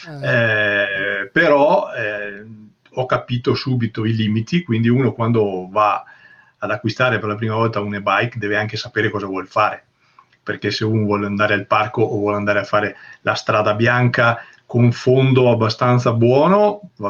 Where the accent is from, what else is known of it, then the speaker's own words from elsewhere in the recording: San Tomaso Agordino, Veneto, Italy; io eh, sono originario di San Tommaso Gordino, che è eh, un paese dove leggenda dice